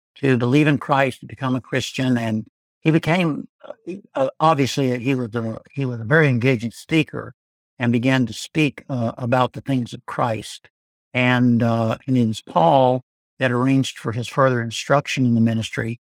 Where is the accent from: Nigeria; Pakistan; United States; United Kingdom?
United States; Arkansas; also born or lived in Louisiana / Florida / Georgia; now in Birmingham, United States; I'm from Arkansas originally.